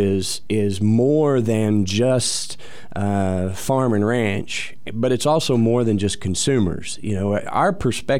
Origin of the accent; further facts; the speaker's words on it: Rush Springs, Oklahoma, United States; I grew up in Rush Springs, Oklahoma